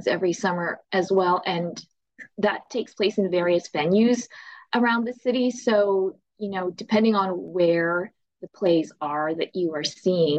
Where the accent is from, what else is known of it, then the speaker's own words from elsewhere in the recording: Winnipeg, Manitoba, Canada; I'm from Winnipeg, Manitoba